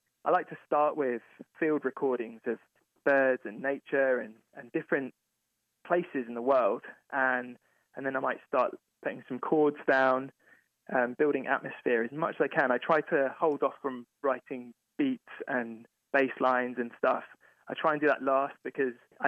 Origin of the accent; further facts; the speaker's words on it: England, United Kingdom; moved away as an adult; now in Cincinnati, United States; music that I grew up with in England